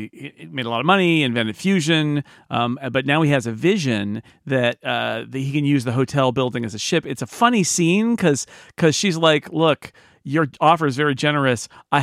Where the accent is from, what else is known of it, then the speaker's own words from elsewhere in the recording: Sonora, California, United States; So Karen's so out in the scrub land of Texas or where I grew up in Sonora